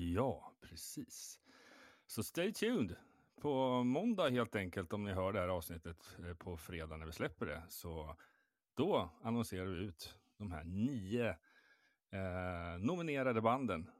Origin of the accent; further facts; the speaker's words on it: Stockholm, Stockholm County, Sweden; som renodlad stockholmare